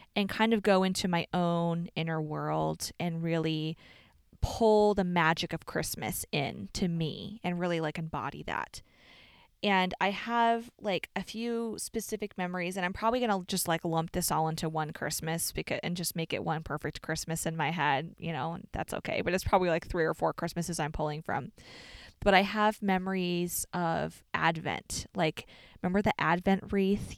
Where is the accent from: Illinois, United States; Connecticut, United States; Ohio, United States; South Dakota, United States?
Illinois, United States; Chicago; we're from Chicago